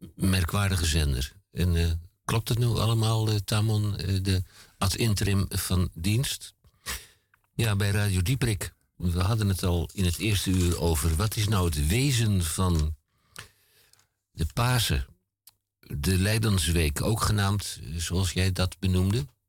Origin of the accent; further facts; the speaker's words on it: Antwerp, Flanders, Belgium; now in Netherlands; terug in mijn geboorteland eh, en mijn geboorteplaats Antwerpen.